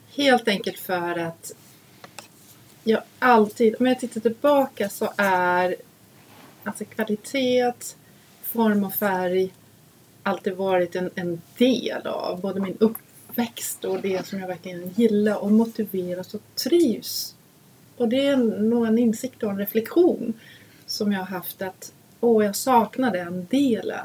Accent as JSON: {"language": "Swedish", "country": "Denmark", "second_language": "Swedish", "moved": "yes", "lives_now": "Sweden", "said": "Vi var hemma och hälsade på min familj"}